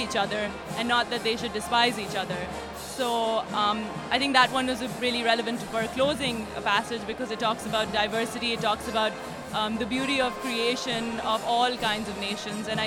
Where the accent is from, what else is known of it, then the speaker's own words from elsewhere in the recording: Lahore, Punjab, Pakistan; moved away; I'm from Lahore, Pakistan